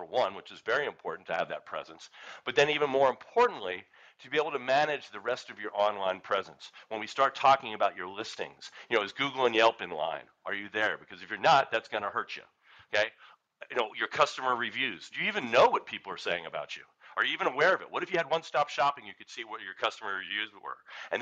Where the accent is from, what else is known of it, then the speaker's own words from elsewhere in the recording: Philadelphia, Pennsylvania, United States; I'm from Philadelphia